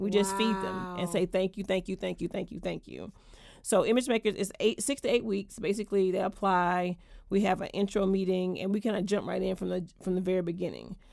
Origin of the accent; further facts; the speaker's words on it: Georgia, United States; moved away as an adult; also born or lived in Atlanta; now in Washington, DC, United States; I am from Georgia originally. I've been in DC now